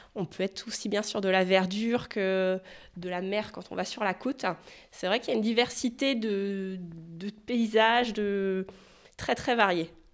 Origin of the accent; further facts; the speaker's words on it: Sarthe, Pays de la Loire, France; moved away as an adult; now in Carhaix, France; je suis originaire de, Sarthe, donc pas du tout du coin